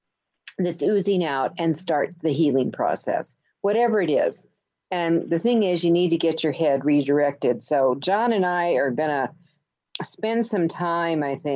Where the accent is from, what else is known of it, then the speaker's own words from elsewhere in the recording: New York, United States; You know, I came from New York